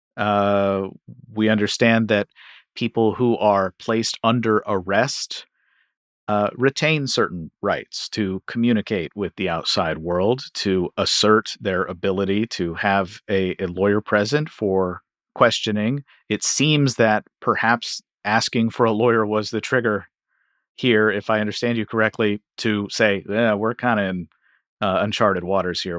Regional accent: Louisville, Kentucky, United States; I'm from Louisville, Kentucky

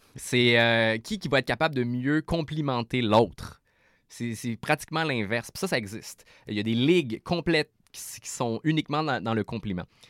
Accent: Quebec City, Quebec, Canada; je viens de Québec

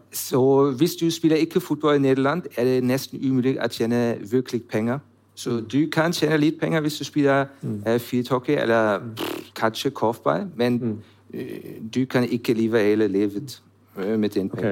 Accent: Germany; Norwegian is a second language; moved away as an adult; also born or lived in Switzerland / Netherlands; now in Norway; jeg kommer fra Tyskland

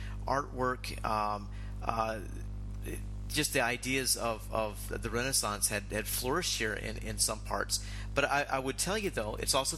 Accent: United States; moved away as an adult; now in Prague, Czech Republic; when you moved to Prague as an American, and a lot of us unfortunately don't have the knowledge of Central Europe taught to us at a young age in the States

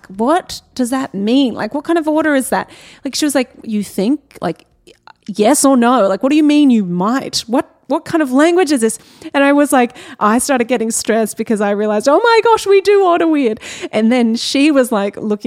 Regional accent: Australia; I'm very Australian

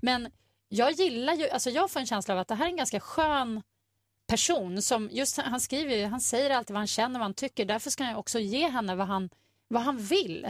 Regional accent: Sweden; vi svenskar

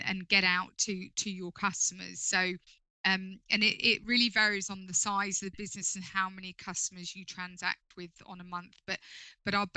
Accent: London, United Kingdom; moved away as an adult; now in Sussex, United Kingdom; As a Londoner myself, I feel like I come, even though I live down in Sussex now, I feel like I come home to London

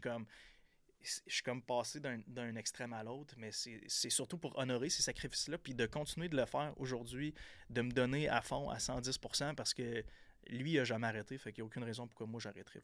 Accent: Percé, Quebec, Canada; moved away; j'étais un petit gars de, la Gaspésie, de Percé. J'ai grandi à Percé, dans le fin fond de la Gaspésie.

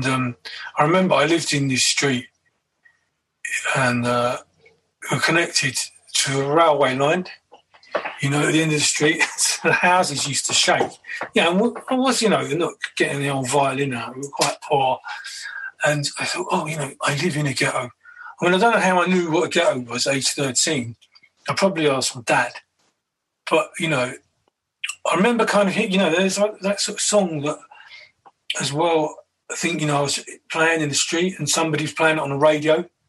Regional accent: Kentish Town, London, United Kingdom; now in Brighton, United Kingdom; every now and then I go back. I've been living in Brighton for 14 years. I go back to the old area

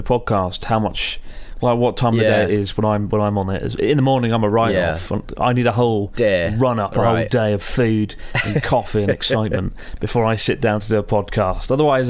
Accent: Sweden; I'm from Sweden. My brother and I, two short, chunky dudes from Sweden, went on a proper bender in Tokyo in July

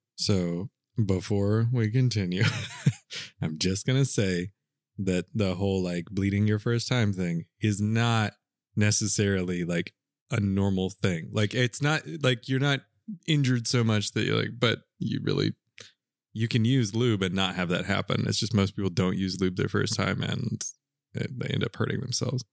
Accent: Southern US, Southern United States, United States; accent: Southern; Southerners don't really do a very good job of differentiating between I and E, which is why we say pen, pen

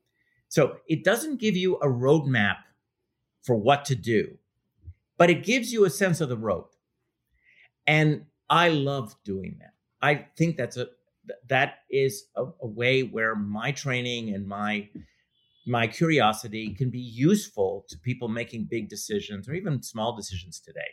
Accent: Montreal, Quebec, Canada; now in United States; I grew up in Montreal, and I was politicized in the language debates

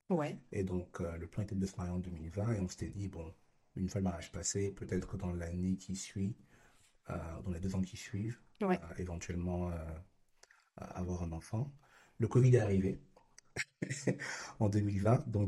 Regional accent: Japan; now in Canada; Naturellement, étant donné mon enfance au Japon, les mangas font partie intégrante de ma vie.

